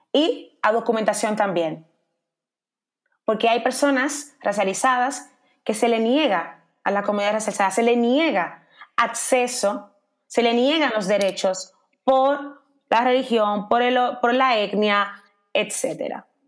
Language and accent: Spanish; Dominican Republic; now in Spain; yo como dominicana